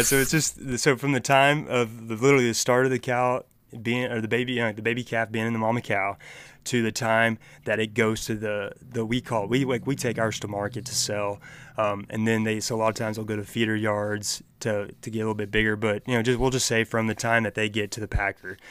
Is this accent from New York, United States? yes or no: no; Oklahoma, United States; down here in Oklahoma